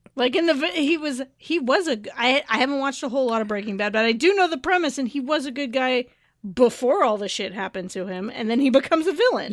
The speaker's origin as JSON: {"language": "English", "area": "Bay Area", "region": "California", "country": "United States", "tie": "born or raised there", "said": "growing up in the Bay Area"}